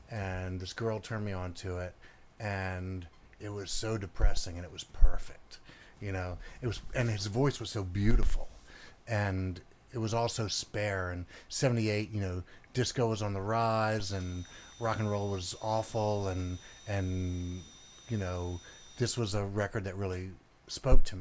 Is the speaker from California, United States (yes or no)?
no; Memphis, Tennessee, United States; Yeah, I, well, I was born and raised in Memphis in 1961.